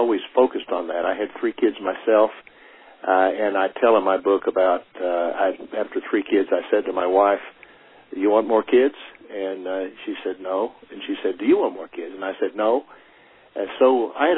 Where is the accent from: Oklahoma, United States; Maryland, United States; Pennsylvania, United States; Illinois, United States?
Oklahoma, United States; now in Colville, United States; I'm originally from Oklahoma